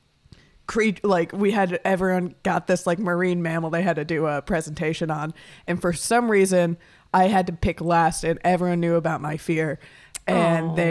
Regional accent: Florida, United States; moved away; growing up in Florida, when it rained, the entire state was just covered in snails

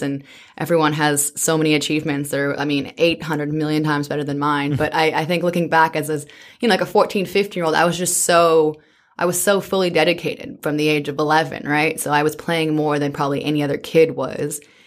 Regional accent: British Columbia, Canada; also born or lived in Zimbabwe; I grew up in British Columbia from the age of five or so

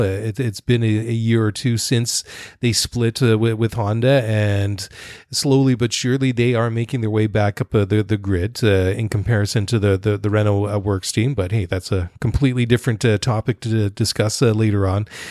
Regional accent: Canada; also born or lived in Netherlands; I'm Dutch Canadian

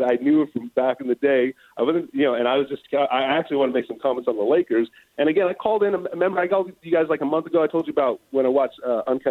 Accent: Grand Terrace, California, United States; also born or lived in Redlands, California; now in San Diego, United States; We grew up in Grand Terrace in the Redlands in the punk rock and hardcore music together

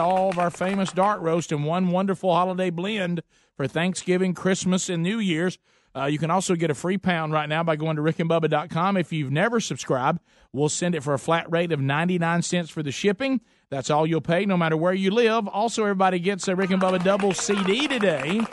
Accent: Birmingham, Alabama, United States; we told her we're from Birmingham

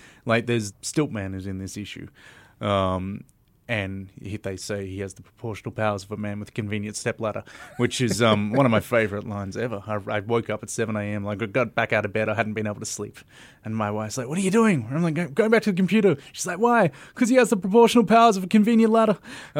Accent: Melbourne, Victoria, Australia; And I come from Melbourne, so that's further than Sydney or Brisbane.

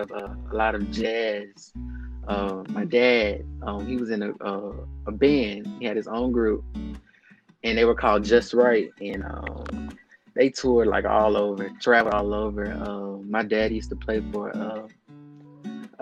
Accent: Texas, United States; also born or lived in Jackson, Mississippi; I moved here to Texas about the age of 6.

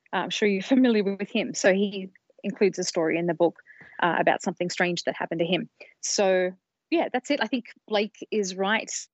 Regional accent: Sydney, New South Wales, Australia; moved away as an adult; now in United States; I come from Australia originally. I've been in the States for a couple of decades now, but where I grew up was in Sydney

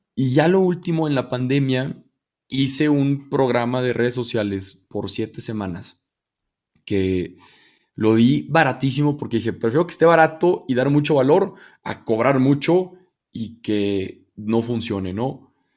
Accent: Torreón, Coahuila, Mexico; moved away as an adult; also born or lived in Monterrey; now in Mexico City, Mexico; Yo soy de Torreón, me fui a Monterrey a estudiar, llevo ocho años viviendo allá.

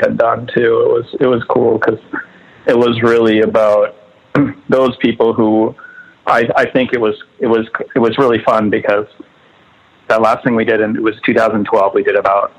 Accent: Northfield, Minnesota, United States; also born or lived in Southern California; I was born in southern Minnesota in a town called Northfield. We lived in the country

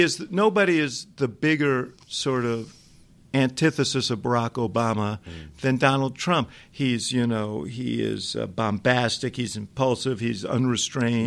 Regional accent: New York City, New York, United States; moved away as an adult; now in Chicago, United States; I grew up in New York City

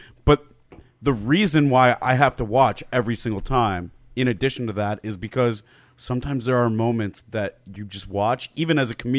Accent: Michigan, United States; I grew up in Michigan

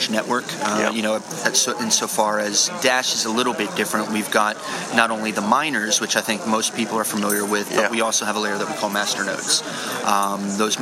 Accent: United States; moved away as an adult; now in Sydney, Australia; I'm an American citizen, I've been based out of Sydney, Australia for the past 14 years

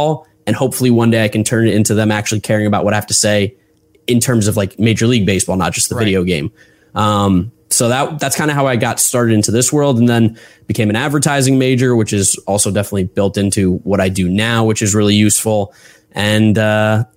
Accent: Westfield, New Jersey, United States; I grew up in Westfield, New Jersey, so about an hour outside of New York

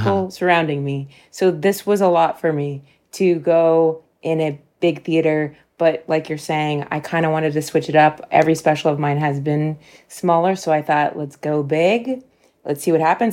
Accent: Dayton, Ohio, United States; my hometown of Dayton, Ohio

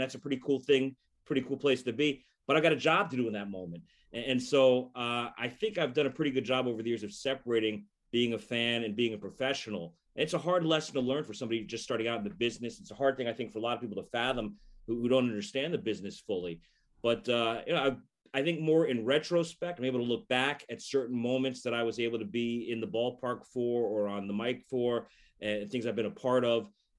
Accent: South Florida, United States; moved away as an adult; also born or lived in Chicago / Rochester, New York / San Diego / Boston; I grew up in South Florida, left many, many years ago to go away to college at Northwestern outside of Chicago.

